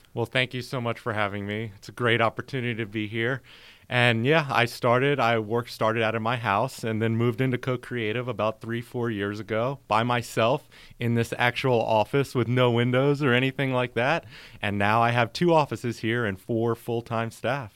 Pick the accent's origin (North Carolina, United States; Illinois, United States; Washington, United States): North Carolina, United States; moved away as an adult; also born or lived in New Orleans, Louisiana; now in Tampa, United States; born there, moved to North Carolina in my elementary school days and then went to college in North Carolina